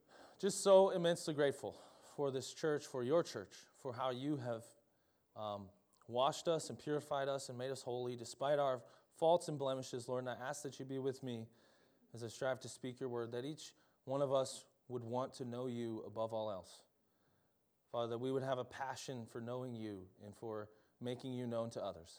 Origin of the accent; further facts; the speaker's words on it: Minnesota, United States; I'm from Minnesota